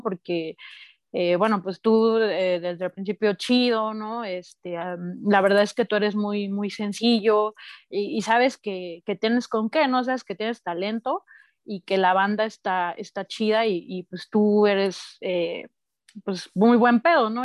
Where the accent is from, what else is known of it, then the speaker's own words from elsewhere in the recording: Oaxaca, Mexico; also born or lived in Mexico City; yo nací en Ciudad de México, pero crecí en Oaxaca